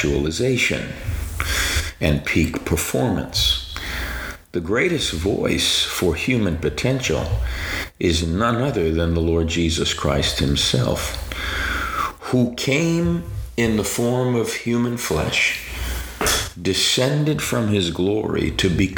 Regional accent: New York City, New York, United States; I grew up in New York City. I'm a native New Yorker, and as a kid, growing up in Staten Island, the smallest of the five boroughs of New York

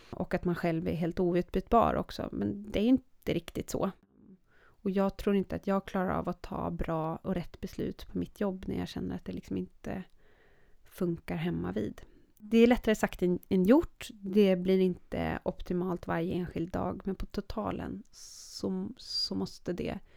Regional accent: Sweden; also born or lived in Norway; dubbelt medborgarskap, jag är svensk och norsk.

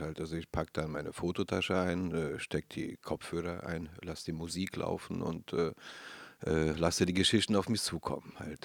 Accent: Berlin, Germany; ich bin Neukölln aufgewachsen

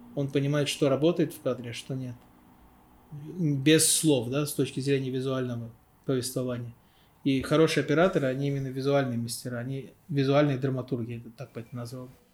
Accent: Baku, Azerbaijan; я из Баку

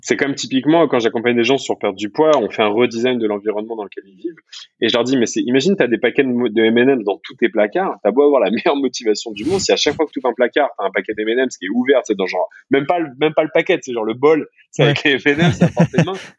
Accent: France; accent: French; les Français on parle pas très bien en anglais

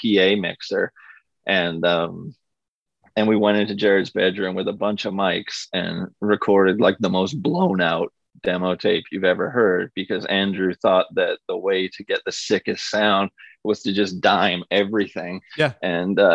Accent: Vancouver, British Columbia, Canada; we're from Vancouver, we're from the west side of Vancouver

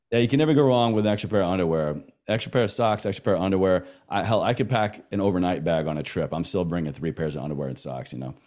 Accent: the South, Southern United States, United States; accent: Southern; my Southern accent

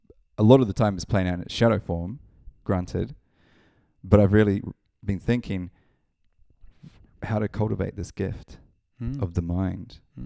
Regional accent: Palmerston North, Manawatū-Whanganui, New Zealand; also born or lived in Auckland; Yeah, Palmerston North, New Zealand, 1984. Moved around a lot in New Zealand growing up, and settled in Auckland for a while, from age of 15 to 24

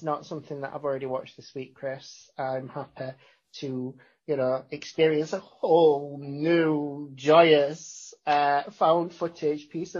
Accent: Sheffield, Yorkshire and the Humber, United Kingdom; We're from Sheffield

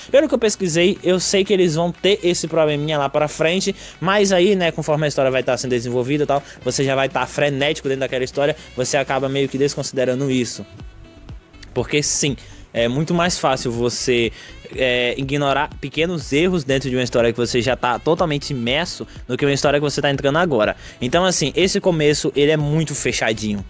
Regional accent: Brazil; aqui no Brasil, porque a gente cresceu assistindo Boruto na, na SBT

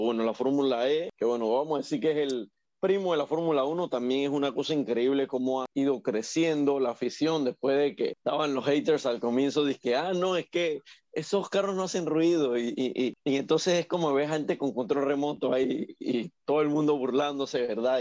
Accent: Panama; Acá en Panamá

